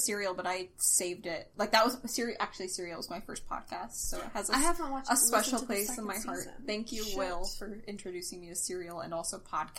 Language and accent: English; the South, United States; moved away; I grew up in the South.